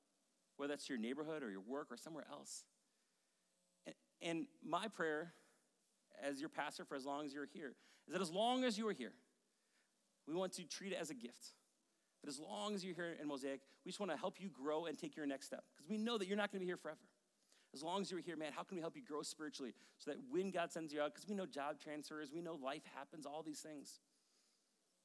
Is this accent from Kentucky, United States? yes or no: no; Maple Grove, Minnesota, United States; moved away as an adult; also born or lived in Rogers, Minnesota / White Bear Lake, Minnesota / Denver, Colorado / Madison, Wisconsin; I grew up in Maple Grove